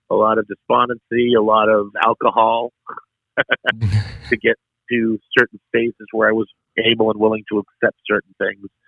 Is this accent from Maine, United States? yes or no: yes; Maine, United States; moved away as an adult; now in Waco, United States; I'm in Waco. I'm from Maine.